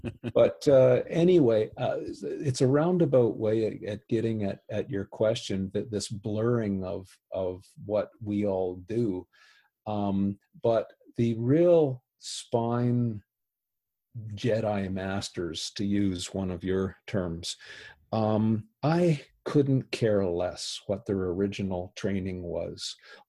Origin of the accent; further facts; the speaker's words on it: Canada; because I'm a Canadian, I didn't have any bias on this.